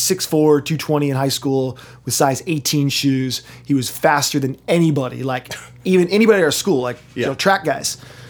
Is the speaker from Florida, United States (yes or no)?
no; North Carolina, United States; also born or lived in Brooklyn, New York; now in Maplewood, United States; I grew up in North Carolina